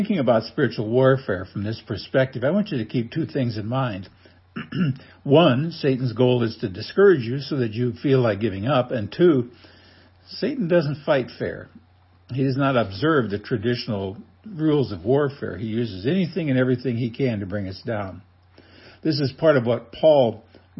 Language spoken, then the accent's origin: English; Nebraska, United States; growing up in Nebraska, like most people, I became a Cornhusker fan